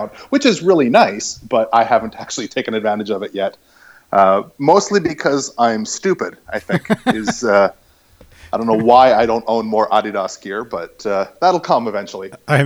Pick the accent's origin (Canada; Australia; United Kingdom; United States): Canada; St. Albert, Alberta; moved away as an adult; also born or lived in Calgary / Amsterdam; now in Erlangen, Germany; I'm originally from the Edmonton area, as I think you know. Raised in St. Albert